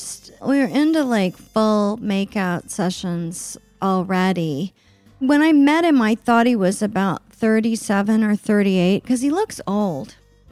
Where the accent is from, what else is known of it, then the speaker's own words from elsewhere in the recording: Oklahoma City, Oklahoma, United States; even though I grew up in Oklahoma City, which is a, you know, big city.